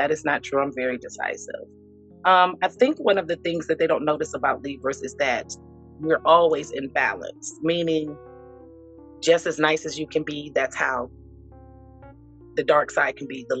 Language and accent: English; Cleveland, Ohio, United States; I live in Ohio, Cleveland, Ohio.